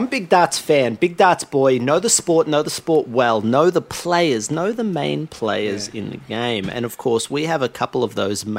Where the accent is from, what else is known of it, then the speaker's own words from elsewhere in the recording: Alabama, United States; accent: Alabama; I'm from Alabama, hence the heavy accent. I was born and raised in Alabama around darts.